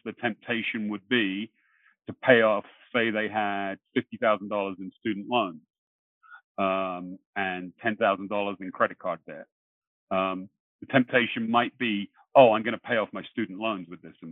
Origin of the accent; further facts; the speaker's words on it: England, United Kingdom; now in Long Island, United States; I'm originally from England.